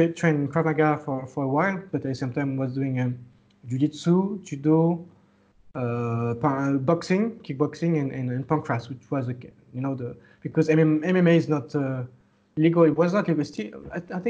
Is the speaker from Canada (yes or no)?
no; France; moved away as an adult; now in Laos; I was born in France, but my parents are Lao. So I spent all my childhood, teenage, and young adulthood in France